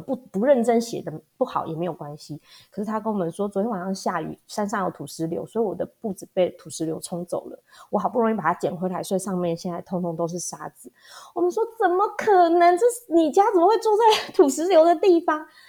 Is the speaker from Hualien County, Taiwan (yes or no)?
yes; Hualien County, Taiwan; also born or lived in Taipei; 我是土生土长的花莲人。那大学的时候呢，到台北去念书开了几年的眼界，然后又回到花莲比较南区的地方。在山区的小学待了十几年之后，现在服务的是农村的小学